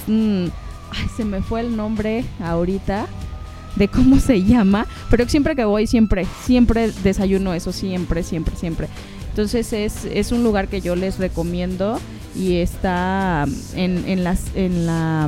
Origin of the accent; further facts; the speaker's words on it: northern Mexico, Mexico; moved away as an adult; now in Mexico City, Mexico; Como buena norteña